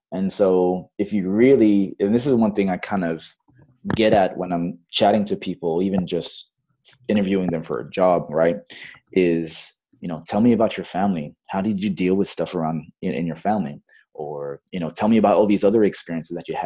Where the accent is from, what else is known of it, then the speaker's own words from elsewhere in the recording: Bangladesh; also born or lived in Fiji; now in Los Angeles, United States; I was born in Fiji. But then um, I grew up most of my formative years in Bangladesh at an American international school.